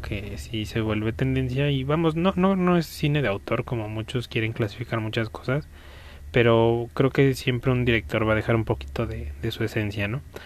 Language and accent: Spanish; Mexico; aquí en mi país, que es México